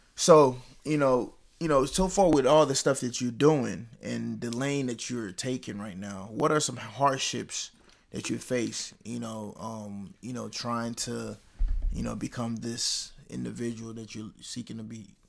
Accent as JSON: {"language": "English", "town": "Dallas", "region": "Texas", "country": "United States", "tie": "born or raised there", "said": "growing up in Dallas"}